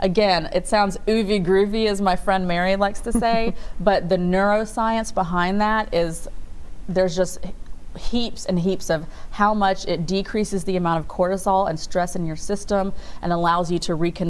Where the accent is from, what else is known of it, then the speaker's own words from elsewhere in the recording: India; Again, obviously I'm biased, I'm Indian, so I grew up with all these Eastern traditions.